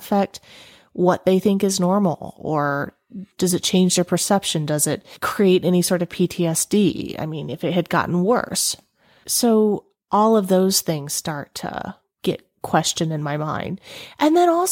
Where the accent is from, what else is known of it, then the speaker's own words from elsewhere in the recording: the South, United States; I was raised in the South